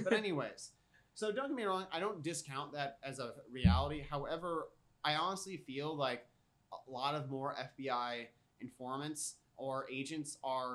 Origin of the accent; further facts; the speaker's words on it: United States; I'm an American